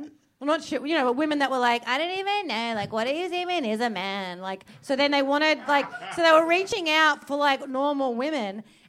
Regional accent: Werribee, Victoria, Australia; I'm from Werribee

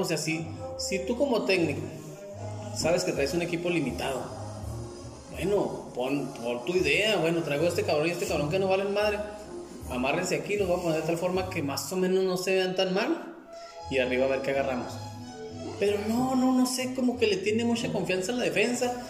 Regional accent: Ciudad Juárez, Chihuahua, Mexico; somos de Juárez

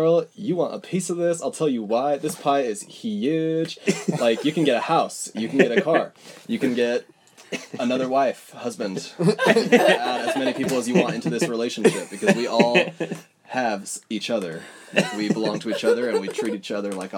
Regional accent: Cedar City, Utah, United States; I grew up, my earliest memories are in Cedar City, Utah

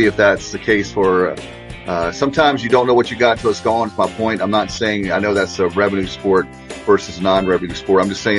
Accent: Durham, North Carolina, United States; my hometown of Durham

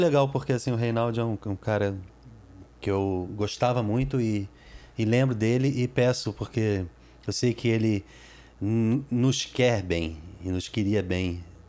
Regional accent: Brazil; also born or lived in United States; eu sou brasileiro, mas eu sou português também

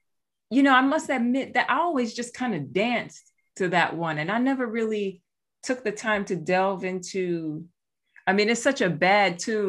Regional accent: New York City, New York, United States; Hey, you know? Now. My hometown.

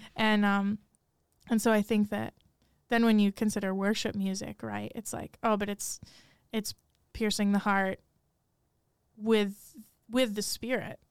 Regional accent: Rochester, New York, United States; moved away as an adult; now in Steubenville, United States; I grew up in Rochester, New York

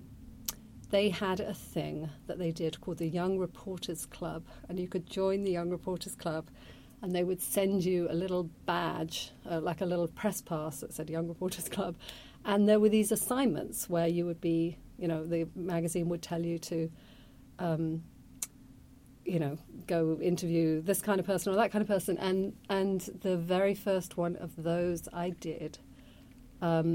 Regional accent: Weymouth, South West England, United Kingdom; accent: British; moved away as an adult; also born or lived in London; now in New York, United States; I grew up in the town of Weymouth.

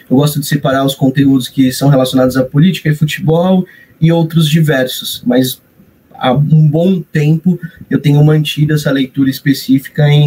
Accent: Santo André, São Paulo, Brazil; also born or lived in São Caetano do Sul; Eu sou de São Caetano do Sul, mas Vivi minha vida toda em Santo André, na cidade vizinha, me considero andriense

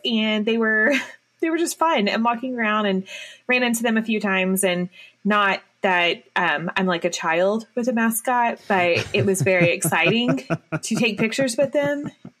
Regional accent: United States; a lot of us 90s kids growing up in America.

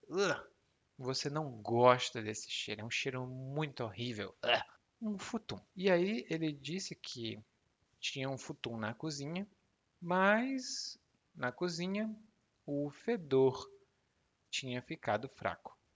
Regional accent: Ceará, Brazil; Lá no meu estado, no Ceará

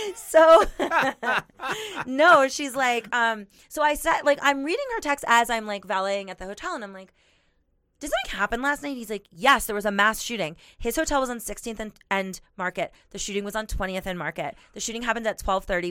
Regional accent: Miami, Florida, United States; now in Denver, United States; I'm from Miami

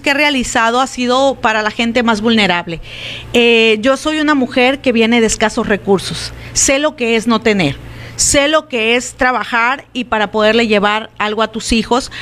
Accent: Álamos, Sonora, Mexico; en Álamos ni se diga, ¿no? Es mi pueblo

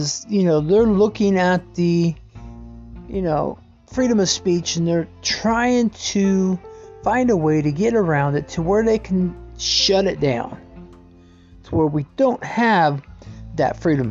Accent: United States

